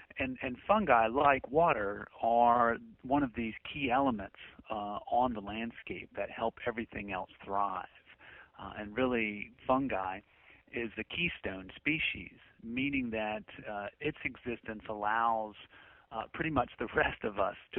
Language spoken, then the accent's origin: English; England, United Kingdom; I've got southern roots. Our family's from North Carolina and points south. As a young boy, when I grew up in England, I certainly did sound English, but I think the Southern's a little bit stronger in me.